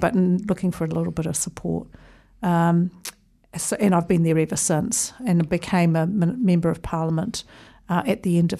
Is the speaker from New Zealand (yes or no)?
yes; Auckland, New Zealand; also born or lived in Wellington; So I was here for a grand total of 14 days before we moved to Auckland, where I did my schooling